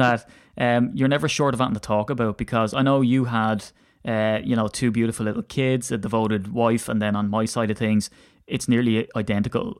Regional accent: Ireland; as an Irishman

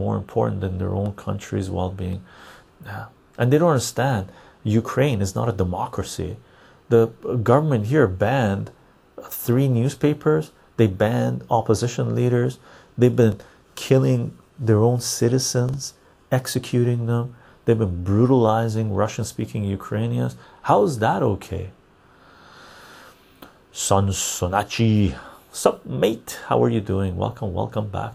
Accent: Canada; as a Canadian

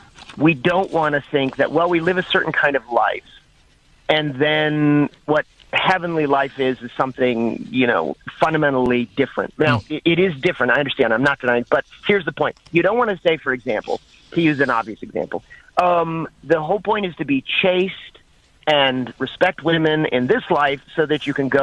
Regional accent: the South, United States; I'm from the South, and of course, you know, it's a big seller, that series of books.

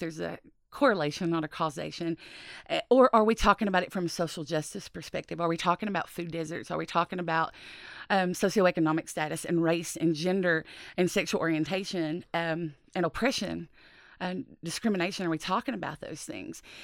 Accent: Appalachia, United States; growing up in Appalachia

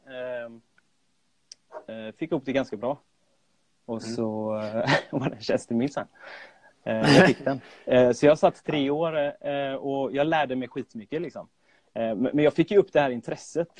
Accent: Gothenburg, Västra Götaland, Sweden; jag är född och uppvuxen i Göteborg

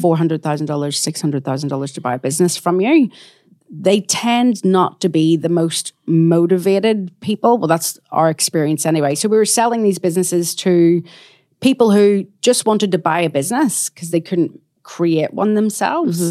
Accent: Belfast, Northern Ireland, United Kingdom; moved away as an adult; also born or lived in New Zealand / Australia; now in Perth, Australia; I'm from Belfast in Northern Ireland, and my parents immigrated out to New Zealand and then Australia when I was six months

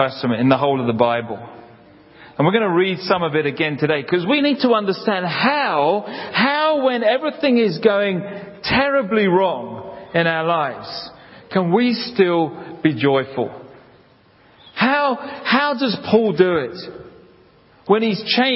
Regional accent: London, United Kingdom; I grew up in South London near Hampton Court.

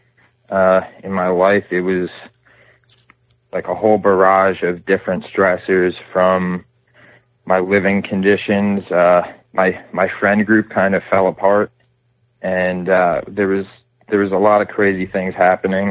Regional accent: New Jersey, United States; I was born and raised in New Jersey, and for the most part, I've stayed in New Jersey.

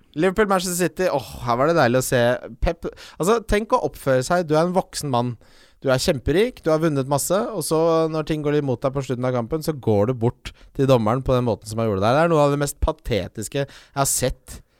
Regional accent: Ski, Akershus, Norway; jeg vokste opp i Ski

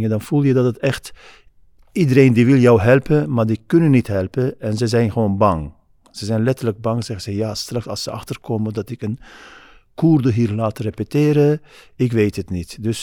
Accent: Turkey; Dutch is a second language; now in Netherlands; omdat ik uit Turkije kwam

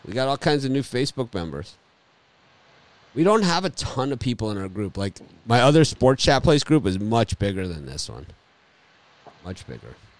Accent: Miami, Florida, United States; my hometown, Miami, Florida

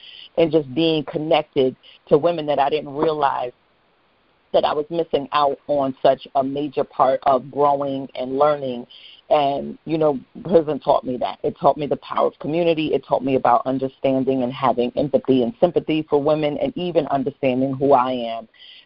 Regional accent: New York City, New York, United States; I was raised in Gun Hill Projects in the Bronx, you know, New York City housing

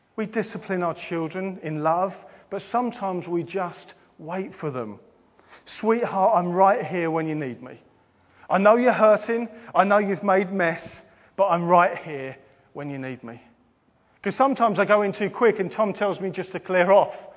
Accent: England, United Kingdom; we're English

